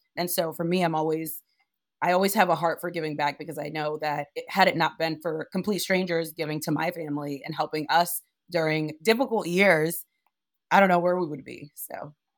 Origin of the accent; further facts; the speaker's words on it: Providence, Rhode Island, United States; also born or lived in Monrovia, Liberia; I grew up in Providence, Rhode Island